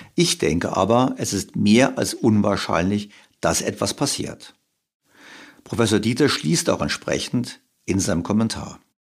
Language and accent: German; Germany; jetzt sind wir beide ja Deutsche